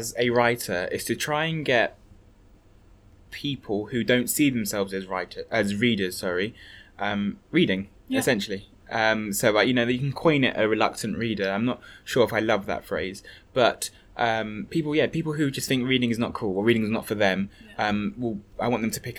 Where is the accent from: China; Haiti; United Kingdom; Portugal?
United Kingdom; London; growing up in a Hackney estate